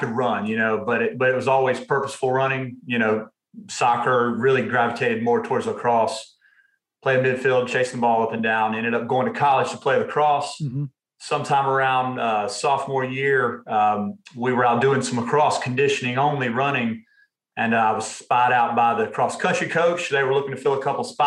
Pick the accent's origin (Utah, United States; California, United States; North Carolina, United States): North Carolina, United States; Durham; also born or lived in Laurinburg, North Carolina / Raleigh, North Carolina; born and raised right down the road here in Durham, North Carolina